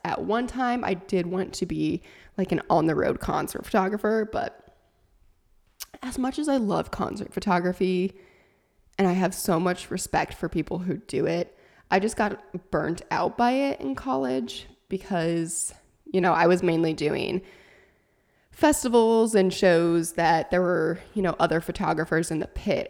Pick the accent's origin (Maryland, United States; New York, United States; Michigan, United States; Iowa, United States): Iowa, United States; Sac City; moved away; that is my hometown, little town of Shaler, Iowa